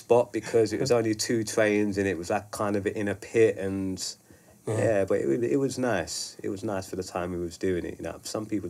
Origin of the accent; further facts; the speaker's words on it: London, United Kingdom; I was from South London, like, not many people from my estate really wrote.